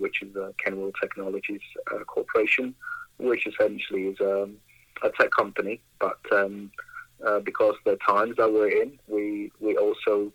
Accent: Ghana; also born or lived in Vancouver, Canada; now in Brooks, Canada; I'm from Ghana, Africa, West Africa

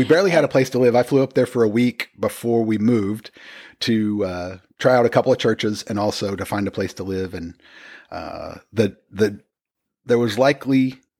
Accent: Oklahoma, United States; also born or lived in Texas / Washington; But Oklahoma doesn't really count because we're from Oklahoma. So anytime you move back there, it doesn't count as...

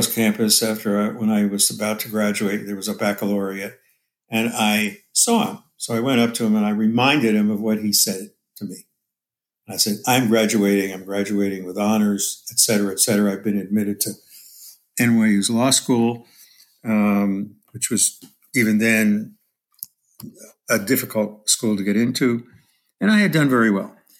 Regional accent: Paterson, New Jersey, United States; now in Hayward, United States; I grew up in Paterson, New Jersey, which was an industrial town, very blue-collar

